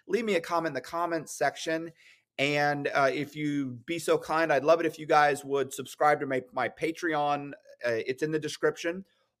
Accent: the South, United States; I was raised in the South. I was educated here.

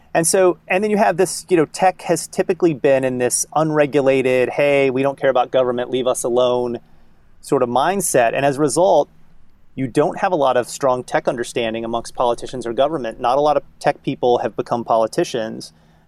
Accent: Kentucky, United States; now in Boston, United States; I grew up in Kentucky, right? So I understand the mindset of, someone who lives in a very rural place

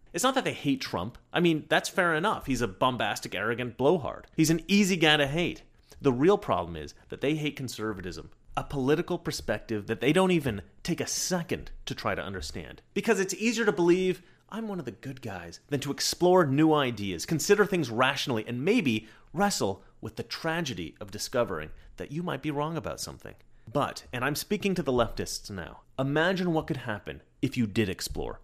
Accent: Oregon, United States; also born or lived in New York; In Oregon, we pride ourselves on our honesty.

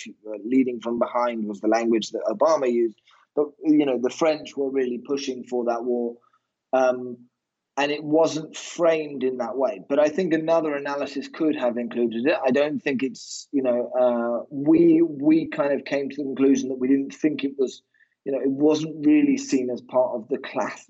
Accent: United Kingdom; I'm obviously British

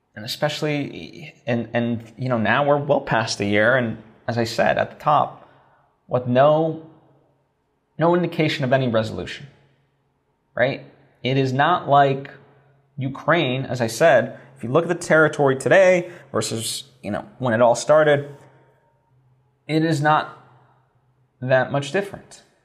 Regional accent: Slovakia; moved away; I grew up in Slovakia

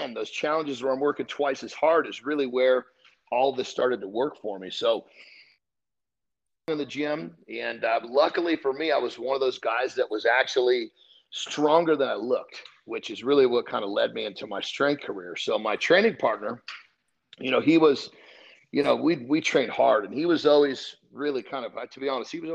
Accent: Oregon, United States; moved away as an adult; now in California, United States; originally I was from California, but my mom remarried. And at that point, we moved up to Oregon. And so that's where I did most of my schooling all the way through college

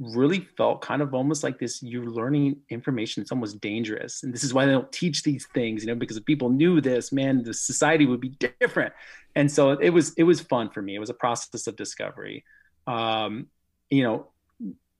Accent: Omaha, Nebraska, United States; I grew up here in Omaha

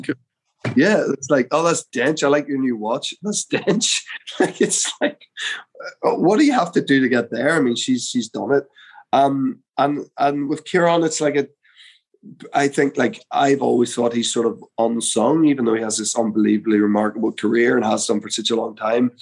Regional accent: Belfast, Northern Ireland, United Kingdom; I'm from Belfast

